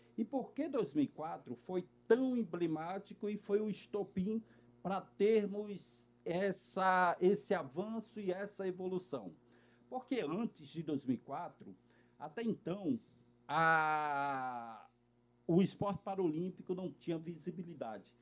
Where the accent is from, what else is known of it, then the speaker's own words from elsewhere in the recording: Natal, Rio Grande do Norte, Brazil; now in Rio de Janeiro, Brazil; Mas eu sou de Natal, no Rio Grande do Norte, né? E, meninos, nasci com uma paralisia cerebral